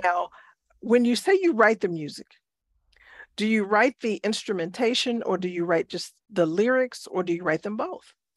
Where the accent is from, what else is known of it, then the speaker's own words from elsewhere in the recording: Chicago, Illinois, United States; I grew up in Chicago, which is the home of gospel music